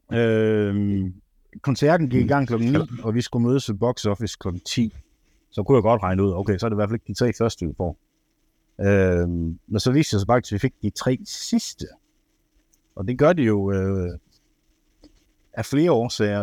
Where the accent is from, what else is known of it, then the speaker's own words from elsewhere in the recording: Ribe, Southern Denmark, Denmark; now in Aarhus, Denmark; Jeg er fra Ribe af